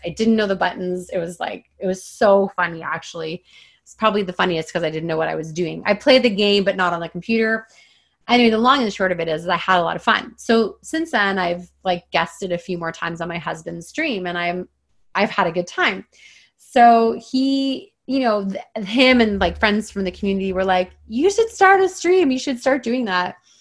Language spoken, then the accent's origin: English; Toronto, Ontario, Canada; moved away as an adult; now in British Columbia, Canada; I've spent my entire life pretty much in the like greater Toronto area.